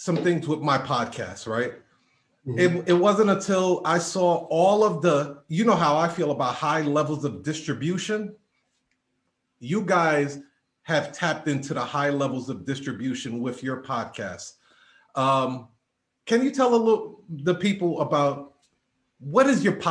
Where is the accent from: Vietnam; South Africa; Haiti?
Haiti; I'm Haitian